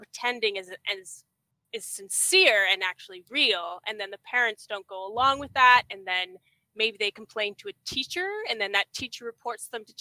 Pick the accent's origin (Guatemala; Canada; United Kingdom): Canada; I'm Canadian.